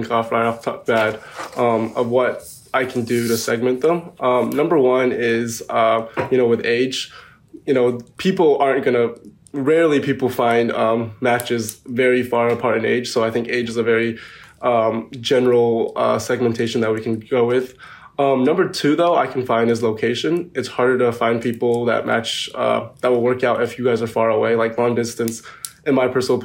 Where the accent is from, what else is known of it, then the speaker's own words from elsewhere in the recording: North Carolina, United States; I'm from North Carolina